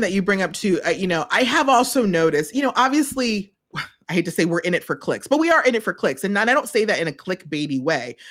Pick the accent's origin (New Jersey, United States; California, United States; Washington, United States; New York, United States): New York, United States; I am from New York.